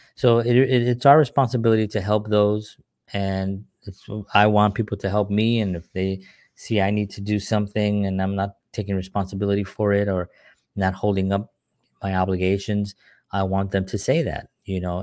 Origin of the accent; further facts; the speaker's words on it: New York City, New York, United States; moved away as an adult; now in New Jersey, United States; I'm from New York City